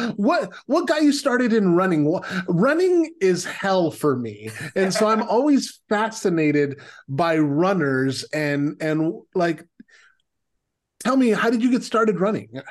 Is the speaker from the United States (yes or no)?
yes; San Diego, California, United States; moved away; We are from San Diego